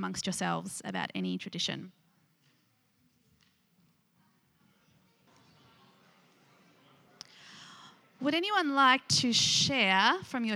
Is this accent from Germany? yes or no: no; Nunawading, Victoria, Australia; I grew up around the Seventh-day Adventist school in Nunawading